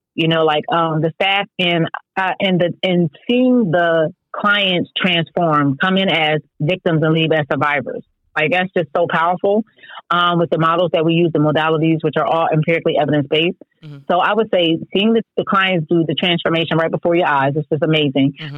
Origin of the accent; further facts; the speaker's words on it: Philadelphia, Pennsylvania, United States; Philadelphia, my hometown